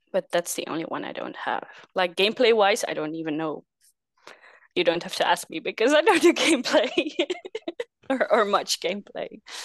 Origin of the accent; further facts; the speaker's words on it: Netherlands; I'm from the Netherlands, small country in, uh, Europe.